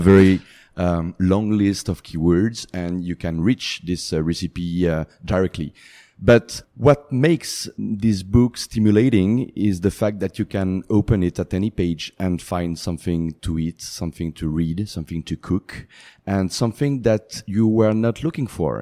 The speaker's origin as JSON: {"language": "English", "country": "France", "tie": "born or raised there", "second_language": "English", "moved": "yes", "said": "I'm French. I was born in France. I grew up in France"}